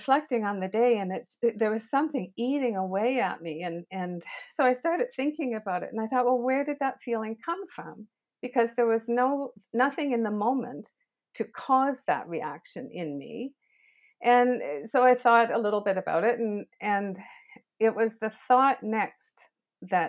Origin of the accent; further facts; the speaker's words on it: Canada; I'm Canadian, and I've been in education for over 40 years